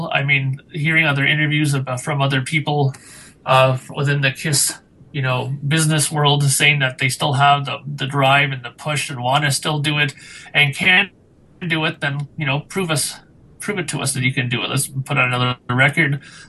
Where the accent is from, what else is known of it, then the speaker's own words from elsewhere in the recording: Canada; as a Canadian